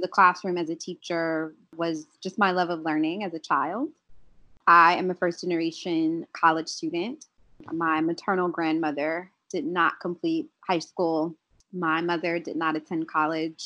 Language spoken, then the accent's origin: English; Columbus, Ohio, United States; moved away; I'm from Columbus, Ohio originally